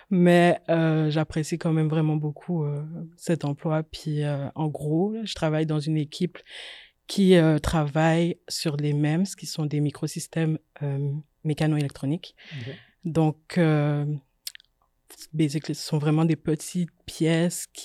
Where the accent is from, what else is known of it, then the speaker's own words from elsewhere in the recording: Guadeloupe; moved away as an adult; also born or lived in France; J'ai grandi en Guadeloupe, donc j'ai fait le lycée scientifique là-bas. Ensuite, je suis partie en France pour commencer mes études